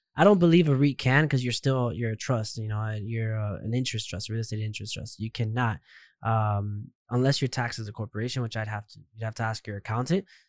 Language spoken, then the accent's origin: English; Miami, Florida, United States; I was, I was born and raised in Miami, so I've never left Miami